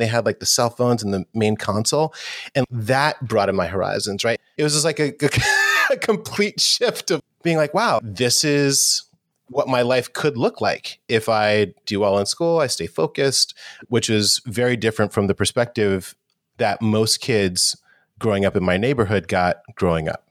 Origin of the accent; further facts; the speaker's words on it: New York City, New York, United States; I grew up in New York City, and New York in the eighties was, definitely had its challenges. It was a little rough. I grew up in Harlem as well